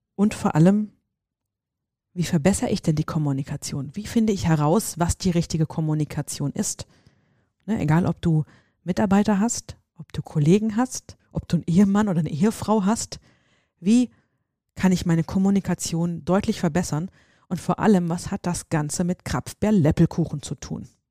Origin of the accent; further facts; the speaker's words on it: Seligenstadt, Hesse, Germany; wo ich herkomme, hier in, in, in Hessen, in Seligenstadt